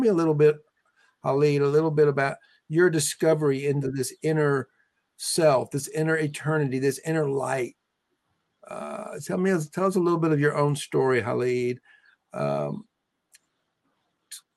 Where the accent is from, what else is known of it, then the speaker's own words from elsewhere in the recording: Deep South, United States; We were both born in 1954 in the Deep South.